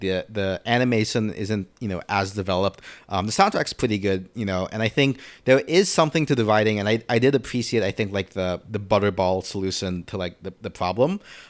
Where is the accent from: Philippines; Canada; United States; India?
Philippines; when I was growing up in the Philippines, right, like the first anime I watched were dubbed in Tagalog. I didn't speak Tagalog at the time.